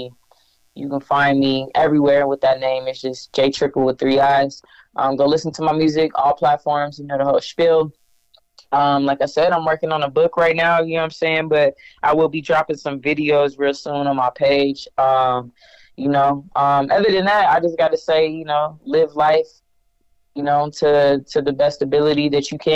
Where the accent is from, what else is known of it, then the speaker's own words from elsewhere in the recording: Denver, Colorado, United States; here in my hometown.